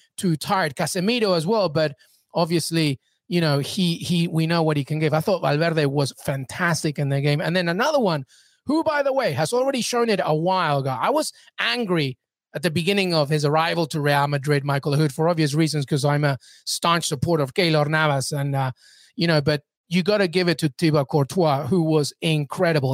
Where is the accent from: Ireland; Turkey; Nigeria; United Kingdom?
United Kingdom; England; moved away; I grew up in England. I know England like the back of my hand.